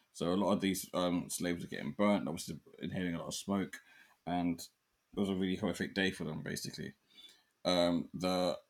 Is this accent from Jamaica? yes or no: yes; Jamaica; I'm Jamaican Chinese, okay? Let's get it right. I'm Jamaican Chinese, yeah?